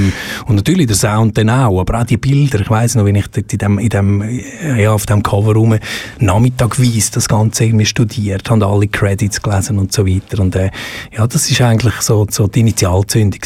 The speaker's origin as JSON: {"language": "German", "region": "Valais", "country": "Switzerland", "accent": "Upper Valais dialect", "said": "dass es ein paar Oberwalder gibt, wo, wo, wo vielleicht noch so ein bisschen ein Mühe von meinem Oberwalder Dialekt, wenn sie am Radio äh, hören, wo, wo das noch erkennen, dass das ein Oberwalder ist"}